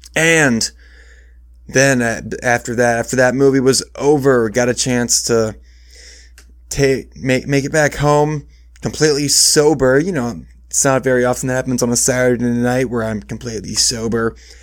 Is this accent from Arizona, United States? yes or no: no; Iowa, United States; also born or lived in Michigan; I moved from Michigan where I was born to Iowa when I was five, but I've never lived, like, far away